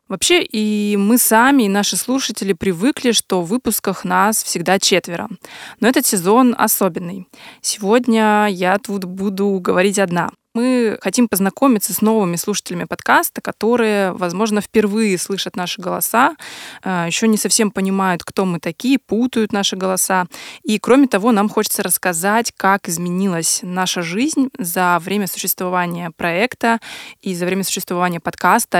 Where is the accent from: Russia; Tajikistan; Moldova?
Russia; Yaroslavl, Yaroslavl Oblast; мы обе из Ярославля